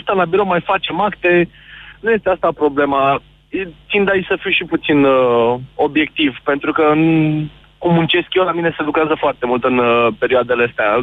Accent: Bucharest, Romania; sunt din București

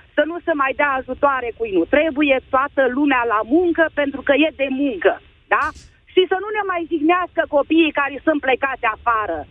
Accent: Vrancea County, Romania; Sunt de undeva din Vrancea.

